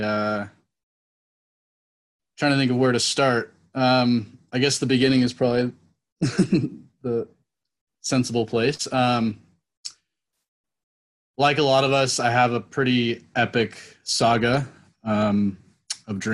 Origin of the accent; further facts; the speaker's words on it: Napa, California, United States; I grew up in Napa